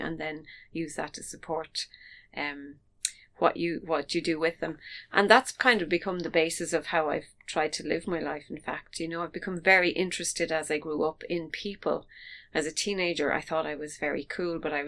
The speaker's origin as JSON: {"language": "English", "town": "Dublin", "region": "Leinster", "country": "Ireland", "tie": "born or raised there", "also_born_or_lived": "County Clare", "said": "I was born in County Clare, which is still a place I love to visit. I love the wild Atlantic. I love the sea. So, but I spend most of my life around Dublin and on the outskirts of Dublin, near Rathgool and Naas. So I've kind of grown up with a Dublin bias"}